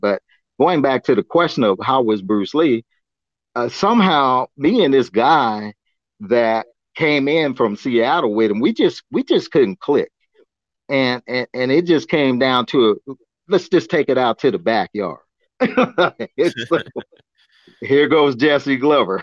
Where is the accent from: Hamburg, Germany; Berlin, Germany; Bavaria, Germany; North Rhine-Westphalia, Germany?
Bavaria, Germany; Augsburg; moved away; I was born in Augsburg, Germany, and, and I always wanted to go back to the old country